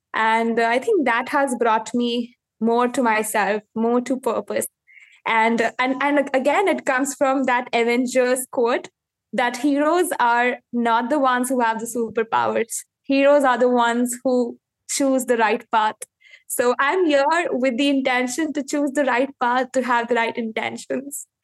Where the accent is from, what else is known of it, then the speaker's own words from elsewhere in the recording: India; I am from India